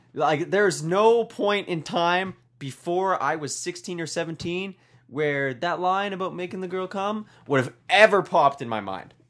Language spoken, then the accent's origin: English; Canada; I'm Canadian